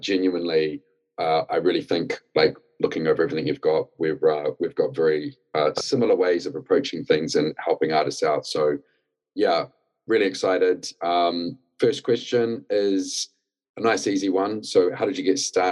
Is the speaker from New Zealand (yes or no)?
yes; New Zealand; moved away as an adult; now in United Kingdom; I'm originally from New Zealand, came to the UK to get into the music industry